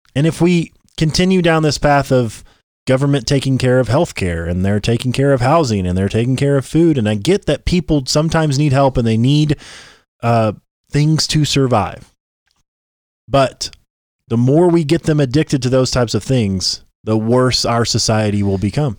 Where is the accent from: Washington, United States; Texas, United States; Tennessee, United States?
Tennessee, United States; we're from Tennessee